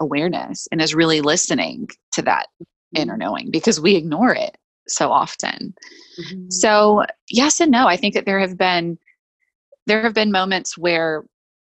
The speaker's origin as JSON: {"language": "English", "town": "Louisville", "region": "Kentucky", "country": "United States", "tie": "born or raised there", "also_born_or_lived": "Los Angeles", "moved": "as an adult", "lives_now": "Nashville, United States", "said": "I grew up in Louisville, Kentucky."}